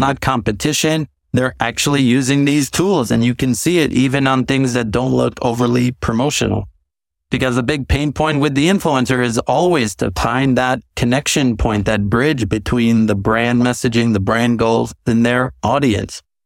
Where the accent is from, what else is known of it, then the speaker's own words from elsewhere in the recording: New York, United States; growing up in New York, watching M T V